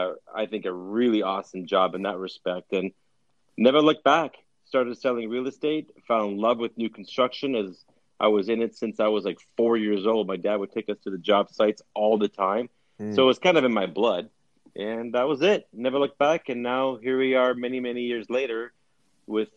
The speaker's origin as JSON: {"language": "English", "town": "Winnipeg", "region": "Manitoba", "country": "Canada", "tie": "born or raised there", "moved": "yes", "said": "we were born and raised in Winnipeg. My dad was, at least, and all of us kids were"}